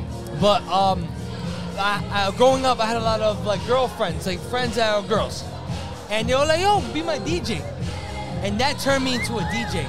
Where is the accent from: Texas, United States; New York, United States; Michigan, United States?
New York, United States; New York City; born or raised there; also born or lived in Baghdad, Iraq